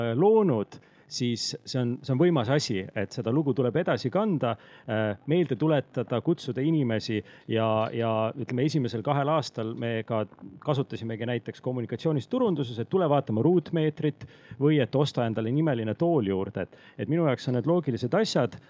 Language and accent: Estonian; near Rakvere, Lääne-Viru County, Estonia; moved away; also born or lived in Tartu; ma kasvasin üles äh, Rakvere lähedal, endises kolhoosikeskuses